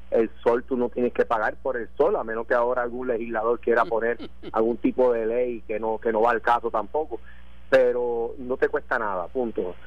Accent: Mayagüez, Puerto Rico; soy yo. Pues estamos ya a su disposición aquí en Mayagüez.

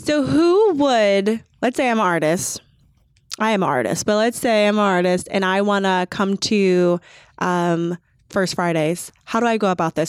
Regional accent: Chicago, Illinois, United States; moved away as an adult; now in Columbus, United States; I'm originally from the Chicagoland area

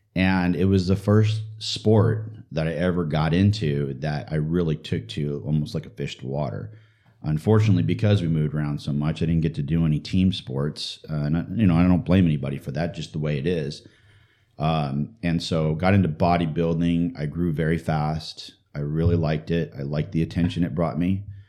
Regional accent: St. Louis, Missouri, United States; I was born in Saint Louis, Missouri

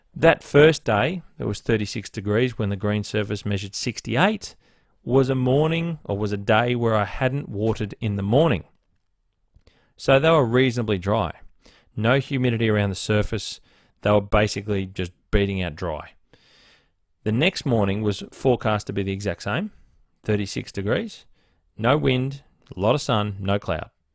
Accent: Blue Mountains, New South Wales, Australia; also born or lived in Northern Beaches, Sydney; now in Sydney, Australia; I grew up in the Blue Mountains

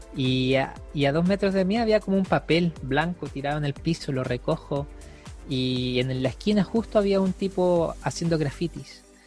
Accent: Iquique, Tarapacá, Chile; moved away; yo soy de Iquique, del norte de Chile, acá ni siquiera llueve

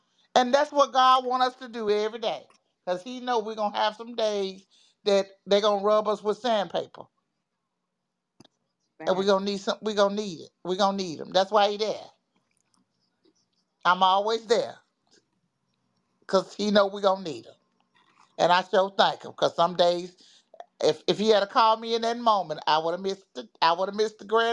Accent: the South, United States; I'm from the South

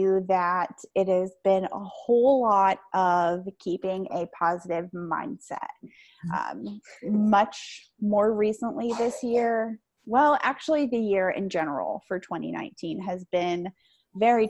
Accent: Pennsylvania, United States; I am from Pennsylvania

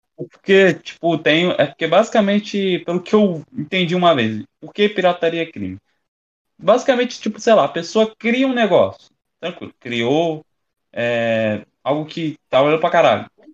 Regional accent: Rio de Janeiro, Brazil; eu sou carioca

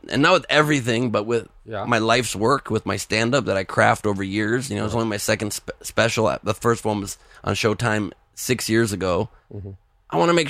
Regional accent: Los Angeles, California, United States; I grew up in LA. I was born in LA from here.

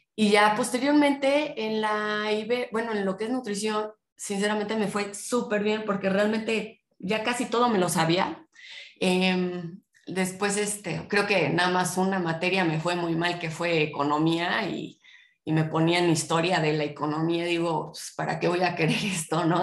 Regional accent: Puebla, Mexico; yo nací en Puebla, soy poblana

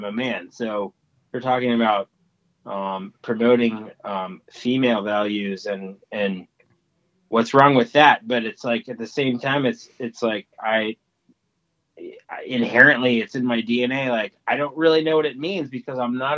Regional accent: Midwest, Indiana, United States; I grew up in the Midwest with traditional values

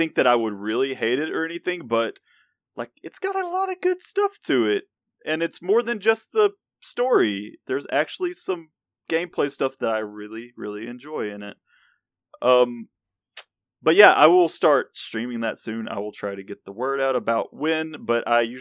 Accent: the South, United States; I am from the South

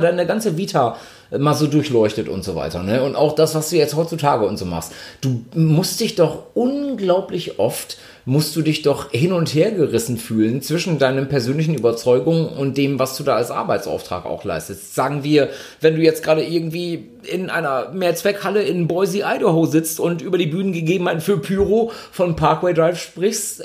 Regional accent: Ibbenbüren, North Rhine-Westphalia, Germany; bei uns in Ibbenbüren, äh, beziehungsweise im Großraum, da wo wir herkamen

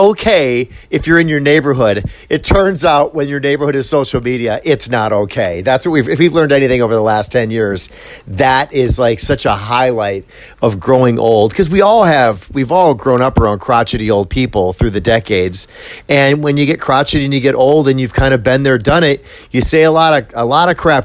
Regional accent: Midwest, United States; I'm from the Midwest

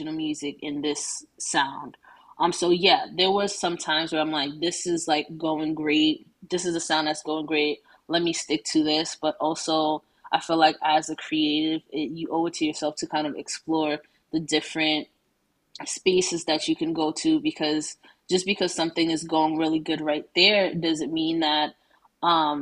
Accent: New York City, New York, United States; growing up in Brooklyn

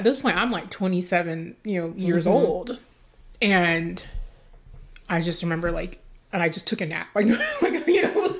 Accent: Dallas, Texas, United States; the culture I grew up in Dallas, Texas

